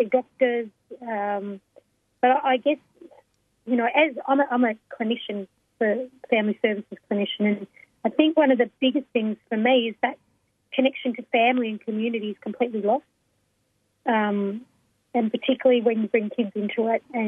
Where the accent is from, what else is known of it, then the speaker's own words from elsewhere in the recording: Melbourne, Victoria, Australia; I'm from Naam, so Melbourne, and I'm a Wurundjeri Noongar Wurrung woman